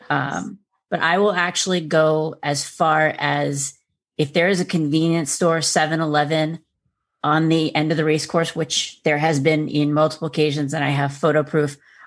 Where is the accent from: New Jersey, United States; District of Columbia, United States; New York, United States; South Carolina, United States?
District of Columbia, United States; Washington; I'm from the Washington, D.C. area.